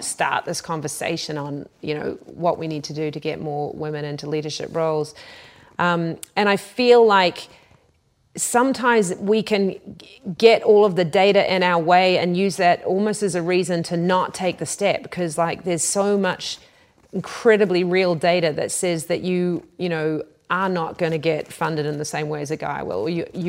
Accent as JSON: {"language": "English", "country": "New Zealand", "said": "I come from New Zealand, and we, many people may not know, were the first country in the world to give women the vote."}